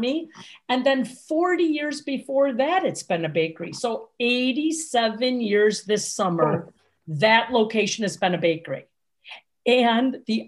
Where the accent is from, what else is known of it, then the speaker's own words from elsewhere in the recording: Milwaukee, Wisconsin, United States; moved away as an adult; also born or lived in Lake Forest, Illinois; I grew up in Milwaukee, born and raised